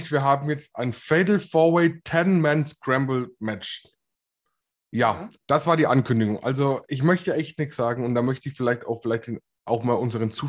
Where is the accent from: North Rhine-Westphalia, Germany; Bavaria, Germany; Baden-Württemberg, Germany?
Bavaria, Germany; ich komme aus Bayern, Bro.